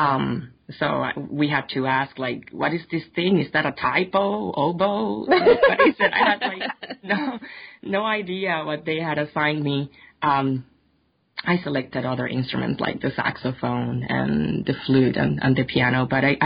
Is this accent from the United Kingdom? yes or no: no; Puerto Rico; moved away; I am originally from Puerto Rico, and I grew up as part of a church family